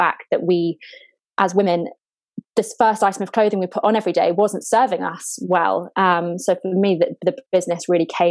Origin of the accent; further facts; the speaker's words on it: London, United Kingdom; also born or lived in Brighton; I grew up in London, born and bred, lived here all my life